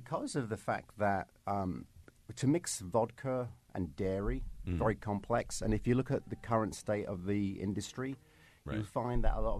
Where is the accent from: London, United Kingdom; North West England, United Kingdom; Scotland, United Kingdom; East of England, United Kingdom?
London, United Kingdom; I'm from London, as you can probably tell.